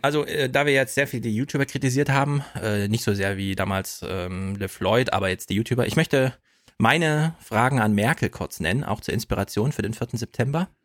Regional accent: Jena, Thuringia, Germany; komme aus Jena, den München des Ostens

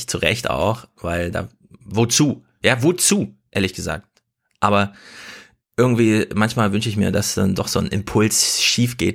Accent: eastern Germany, Germany; Ja, also als Ossi will ich einfach mal klar sagen, ja, das geht so nicht weiter, ihr Ossis.

